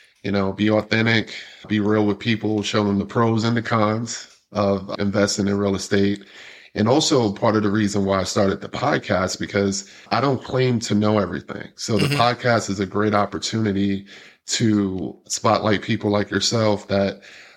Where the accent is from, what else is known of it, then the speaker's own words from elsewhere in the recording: New York City, New York, United States; now in Atlanta, United States; I'm originally from Brooklyn, New York, but this is my home. I live in the South